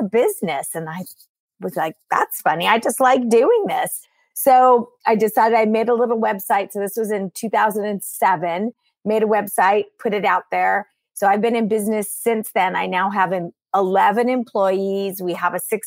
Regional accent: California, United States; I'm born and raised in California in the United States

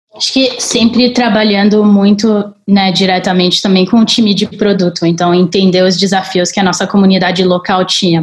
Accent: Colorado, United States; also born or lived in Paris, France; now in Brazil; Nasci em Paris, morei grande parte da minha vida no Colorado, onde eu cresci numa parte bem remota do Colorado e no meio de uma floresta

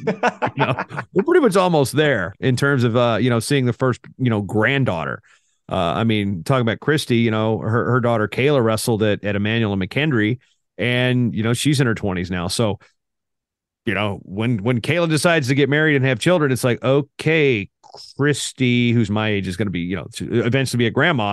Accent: United States; I'm an American

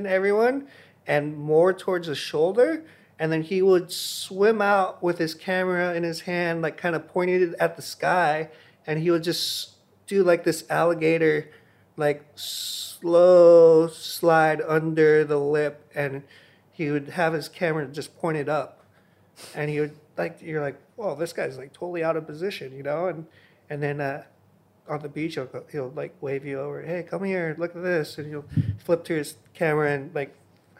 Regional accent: Hawaii, United States; I was born and raised in Hawaii.

